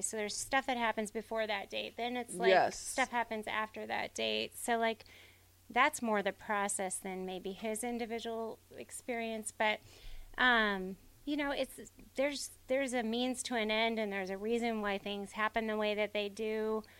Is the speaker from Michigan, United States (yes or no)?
no; Hawaii, United States; I'm from Hawaii. Bill used to recruit all the time in Hawaii.